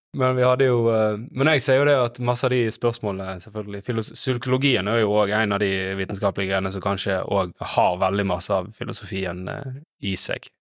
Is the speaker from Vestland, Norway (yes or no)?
yes; Os, Vestland, Norway; jeg er fra Os